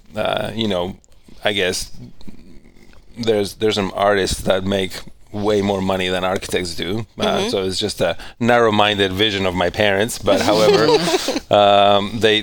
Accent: Punta Arenas, Magallanes, Chile; first language Spanish; English is a second language; moved away as an adult; also born or lived in Cape Town, South Africa / London, United Kingdom / Phoenix, Arizona / Spokane, Washington; now in Coeur d'Alene, United States; I'm originally from Chilean Patagonia. Mm-hmm. I grew up there, and I left Chile when I was 19.

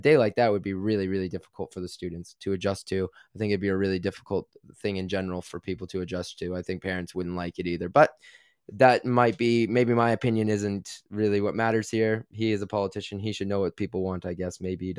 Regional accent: Canada; now in United Kingdom; And as a Canadian, that can be really tough on me. I like the cold. I actually grew up in, you know, very cold temperatures.

